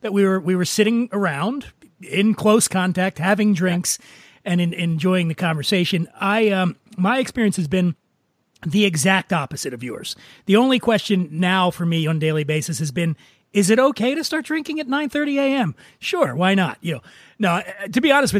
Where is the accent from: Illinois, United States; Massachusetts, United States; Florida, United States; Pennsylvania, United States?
Pennsylvania, United States; Philadelphia; now in Los Angeles, United States; I grew up poor in Philadelphia